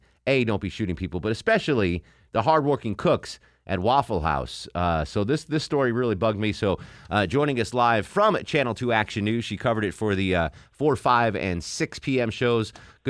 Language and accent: English; Connecticut, United States; As a New England girl, I'm from Connecticut.